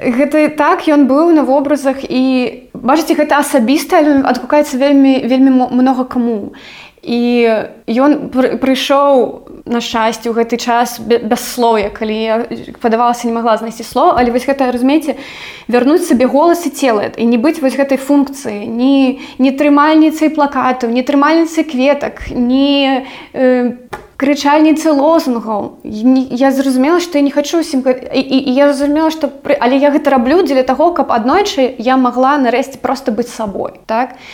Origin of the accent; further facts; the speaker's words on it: Belarus; Belarusian is a second language; moved away; я завжды ведала што я беларуска